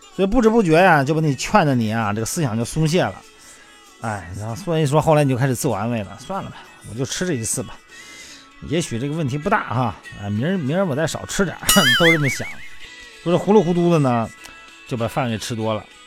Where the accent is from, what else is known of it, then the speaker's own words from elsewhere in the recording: Shandong, China; now in Beijing, China; 我们老家山东的